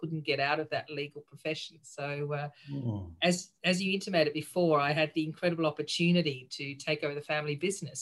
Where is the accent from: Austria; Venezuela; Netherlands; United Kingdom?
Austria; moved away; also born or lived in Sydney, Australia; I grew up in Sydney, but then spent most of my childhood overseas. So I actually grew up in Austria.